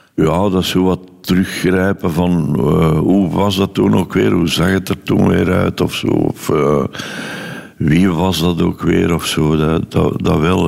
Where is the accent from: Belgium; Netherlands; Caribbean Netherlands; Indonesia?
Belgium; Londerzeel, Flanders; ik ben geboren in Londerzeel op 13 juli 1940